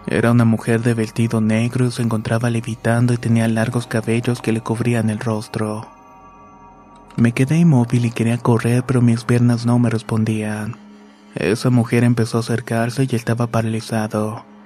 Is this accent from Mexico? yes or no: yes; Tijuana, Baja California, Mexico; born there; Soy nacido en Tijuana, Baja California, pero tengo familia en Michoacán.